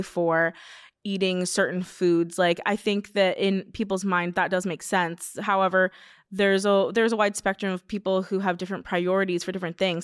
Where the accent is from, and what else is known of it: Simi Valley, California, United States